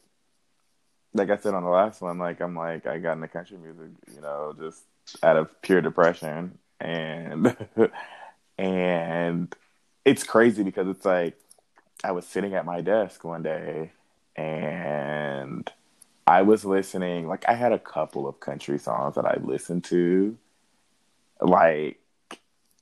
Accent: Indiana, United States; I'm from Indiana

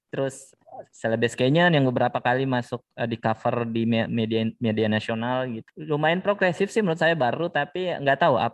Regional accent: Sulawesi, Indonesia; Aku sebagai orang Sulawesi penasaran nih.

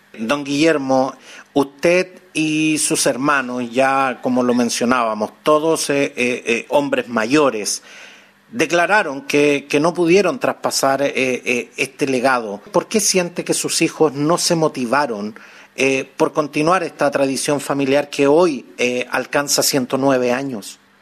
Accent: Chile; como chilenos que somos

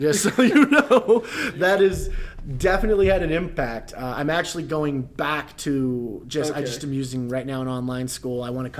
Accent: Texas, United States; God, it gets cold. I came from Texas, man. It was like 90 in the winter.

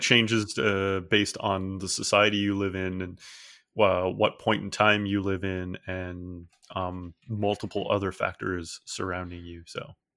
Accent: Newfoundland and Labrador, Canada; where I grew up, most people were Anglican, even though, uh, a lot of population of Newfoundland is Catholic, but there's almost no Catholics where I grew up.

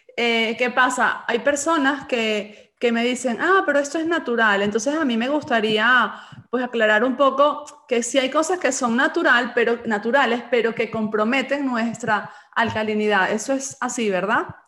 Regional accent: Galicia, Spain; yo nací en Galicia y aquí somos de leche

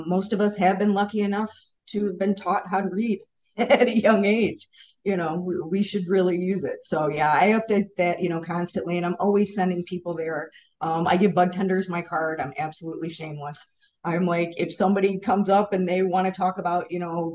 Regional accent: Hamtramck, Michigan, United States; we are, hardcore Hamtramck

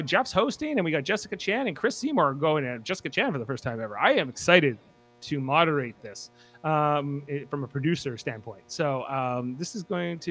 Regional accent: Nova Scotia, Canada; So I'm from Nova Scotia

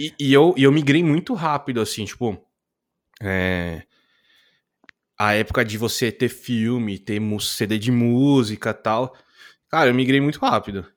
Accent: interior of São Paulo state, Brazil; eu sou do interior de São Paulo

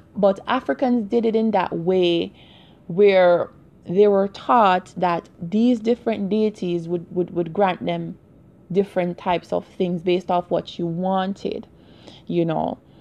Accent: Jamaica; growing up in Jamaica

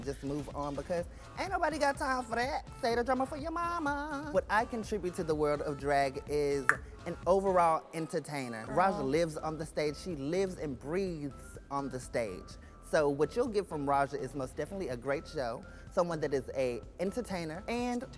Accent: Dallas, Texas, United States; I'm from Dallas, Texas

